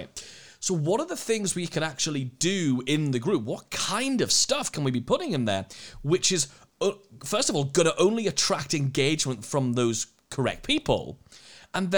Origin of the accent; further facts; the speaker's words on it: United Kingdom; We're British.